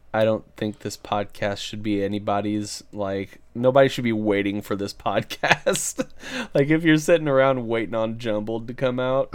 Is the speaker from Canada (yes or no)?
no; United States; also born or lived in Kentucky; we are from Indiana